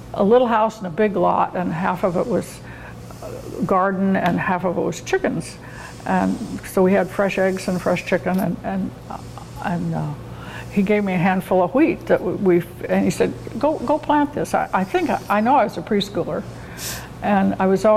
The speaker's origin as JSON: {"language": "English", "town": "Pendleton", "region": "Oregon", "country": "United States", "tie": "born or raised there", "also_born_or_lived": "Phoenix, Arizona", "moved": "as an adult", "said": "I am a native Oregonian. I grew up in Pendleton"}